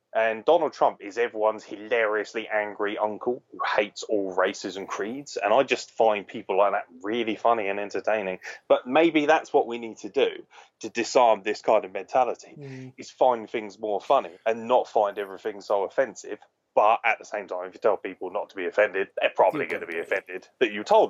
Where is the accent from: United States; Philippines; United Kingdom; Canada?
United Kingdom; England; Maybe it's because I'm English